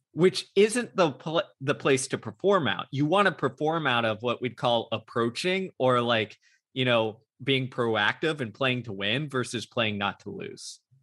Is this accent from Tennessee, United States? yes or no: no; Houston, Texas, United States; my hometown of Houston, Texas